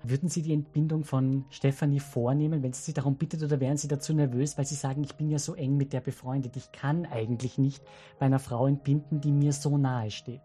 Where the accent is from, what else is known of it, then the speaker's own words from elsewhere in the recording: Salzburg, Austria; now in Vienna, Austria; als gebürtiger Salzburger